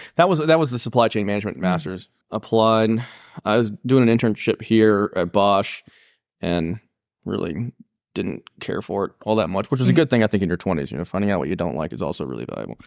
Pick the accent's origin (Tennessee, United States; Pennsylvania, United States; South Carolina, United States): South Carolina, United States; Pickens; growing up in Pickens